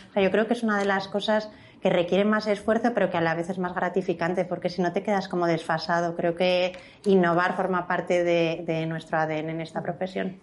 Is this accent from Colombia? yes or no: no; Huesca, Aragon, Spain; moved away; also born or lived in Barcelona; yo soy de Huesca